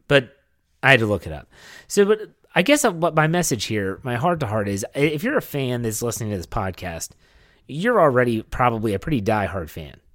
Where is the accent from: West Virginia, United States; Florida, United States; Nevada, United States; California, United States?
West Virginia, United States; Wheeling; moved away; I was in Wheeling, West Virginia, my hometown